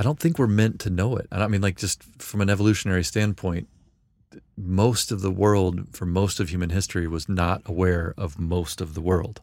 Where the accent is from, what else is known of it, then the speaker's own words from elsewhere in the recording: Memphis, Tennessee, United States; I was from Memphis.